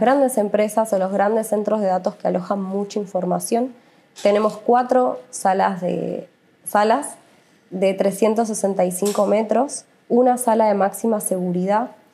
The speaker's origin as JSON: {"language": "Spanish", "country": "Argentina", "said": "somos una empresa del Estado argentino"}